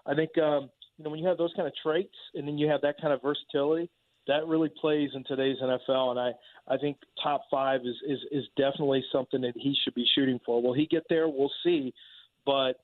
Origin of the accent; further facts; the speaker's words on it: Texas, United States; I'm from Texas